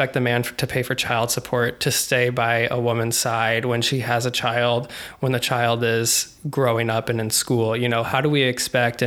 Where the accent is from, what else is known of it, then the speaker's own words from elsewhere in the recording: Des Moines, Iowa, United States; I grew up in Des Moines